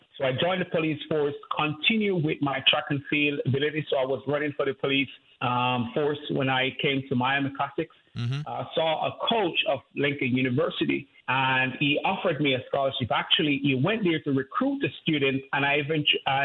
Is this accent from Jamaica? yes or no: yes; Jamaica; I grew up in Jamaica, grew up in poverty.